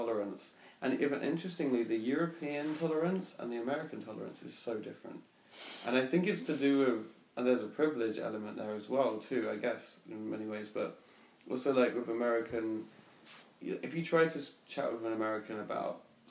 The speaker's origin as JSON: {"language": "English", "region": "England", "country": "United Kingdom", "tie": "born or raised there", "said": "I mean, especially growing up in England, I think that's a problem too"}